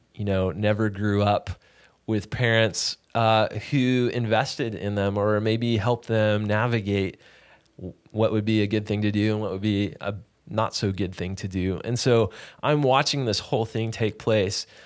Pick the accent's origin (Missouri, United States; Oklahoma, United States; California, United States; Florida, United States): California, United States; Sacramento; also born or lived in Los Angeles, California; I was born in Sacramento. We moved to L A for a stint. And then we moved back to Sacramento